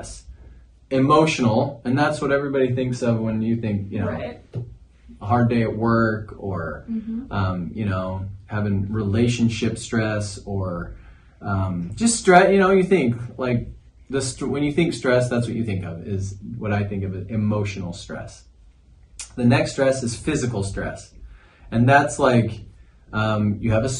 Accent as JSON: {"language": "English", "area": "Cache Valley", "region": "Northern Utah", "country": "United States", "moved": "as an adult", "lives_now": "St. George, United States", "said": "I'm from Cache Valley, Northern Utah"}